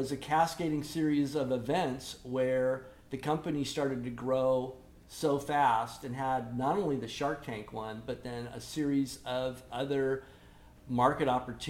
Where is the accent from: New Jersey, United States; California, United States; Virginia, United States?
California, United States; Costa Mesa; also born or lived in Midwest; We moved out here from the Midwest when I was 8 years old. Lived up the hill in Costa Mesa